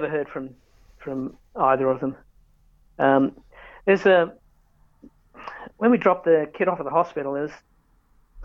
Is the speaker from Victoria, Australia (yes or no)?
no; Canberra, Australian Capital Territory, Australia; I have not worked in my hometown